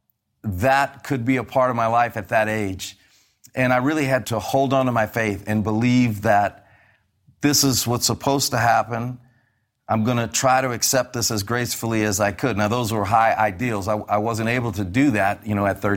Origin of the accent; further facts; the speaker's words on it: New Orleans, Louisiana, United States; moved away as an adult; also born or lived in New York; Growing up in New Orleans